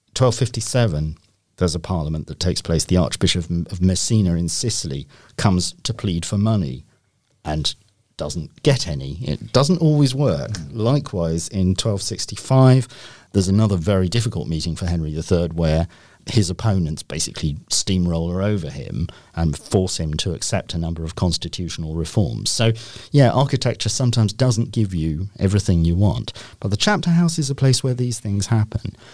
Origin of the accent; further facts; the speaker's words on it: Rochester, South East England, United Kingdom; I'm actually from Rochester